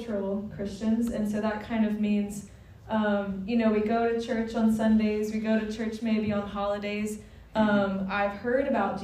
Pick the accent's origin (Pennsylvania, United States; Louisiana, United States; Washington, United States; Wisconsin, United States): Louisiana, United States; Watson; moved away as an adult; also born or lived in India; I grew up in Watson. I went to Live Oak High School.